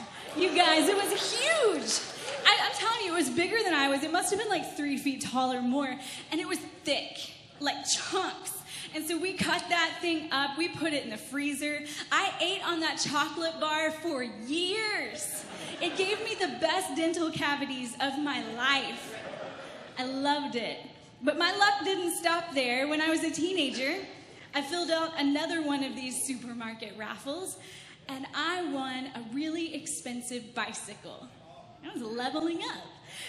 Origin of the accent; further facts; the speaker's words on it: Texas, United States; accent: Texan; now in Canada; So I grew up in Texas. If you can't tell, I have a little bit of an accent. I'm trying to get rid of that and become more Canadian.